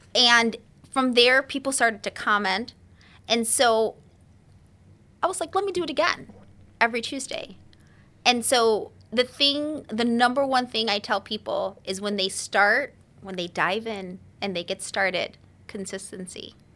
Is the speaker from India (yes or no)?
no; Chicago, Illinois, United States; I'm born and raised in the city, the hood.